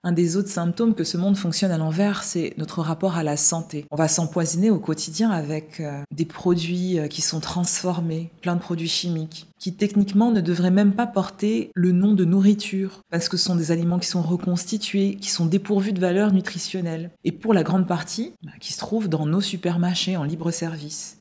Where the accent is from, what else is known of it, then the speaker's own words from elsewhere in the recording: Paris, Île-de-France, France; moved away as an adult; also born or lived in London; je suis né à Paris et puis euh, pour le travail et aussi pour explorer le monde, je suis parti vivre à Londres et dans différentes villes du sud de la France.